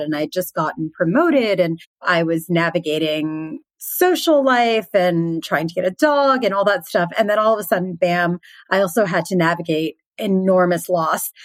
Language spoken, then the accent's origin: English; Philadelphia, Pennsylvania, United States; moved away; I'm originally from Philadelphia